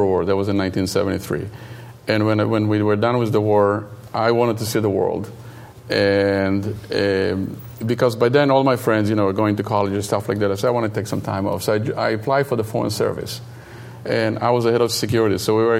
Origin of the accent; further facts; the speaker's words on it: Israel; English is a second language; moved away as an adult; now in United States; growing up in Israel, it's when I was growing up, it was very, very, very interesting time. My parents are from Yemen originally